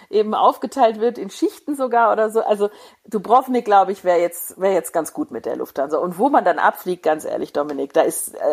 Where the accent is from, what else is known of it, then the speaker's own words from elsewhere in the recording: Hesse, Germany; Nein, ich bin kein Hesse mehr, nicht mehr